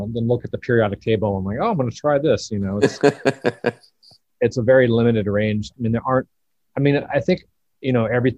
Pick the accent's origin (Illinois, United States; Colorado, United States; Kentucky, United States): Colorado, United States; as a kid, I grew up in Colorado